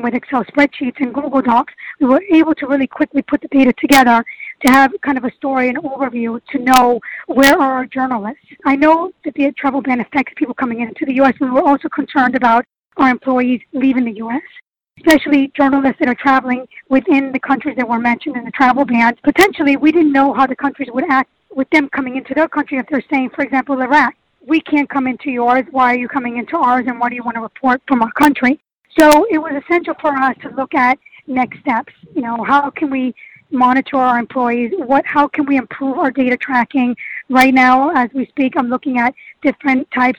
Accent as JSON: {"language": "English", "country": "Germany", "tie": "born or raised there", "moved": "as an adult", "lives_now": "New York, United States", "said": "I was raised in Germany. I was there for over 25 years"}